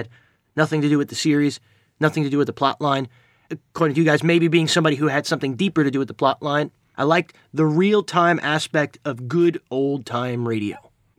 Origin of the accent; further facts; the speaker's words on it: New York City, New York, United States; that's New Yorkers. We tend to sometimes be a little bit stressed out, and we want to talk about our day